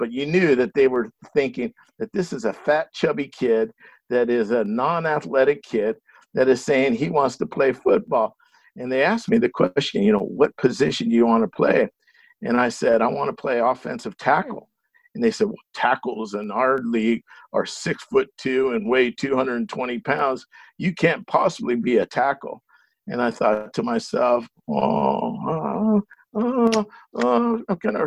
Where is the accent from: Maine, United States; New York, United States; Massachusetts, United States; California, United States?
California, United States; Los Angeles; I grew up in the San Fernando Valley